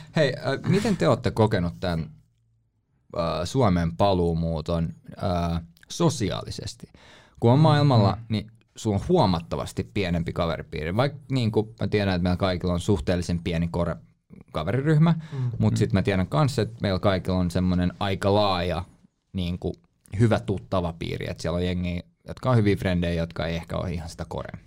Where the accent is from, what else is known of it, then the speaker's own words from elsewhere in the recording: Helsinki, Uusimaa, Finland; Mä sanoin, "Suomesta, Helsinki."